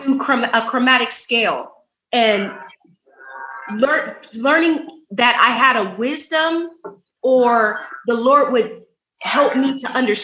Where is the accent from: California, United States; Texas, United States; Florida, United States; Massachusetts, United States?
California, United States; Sacramento; also born or lived in Oakland, California; I moved to Sacramento when I was four.